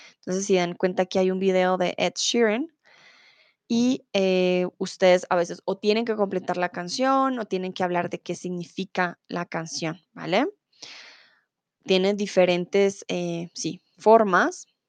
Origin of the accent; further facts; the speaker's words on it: Colombia; first language Spanish; soy de Colombia